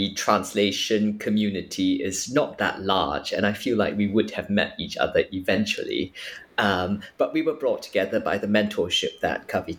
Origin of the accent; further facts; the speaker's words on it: Singapore; because I grew up in Singapore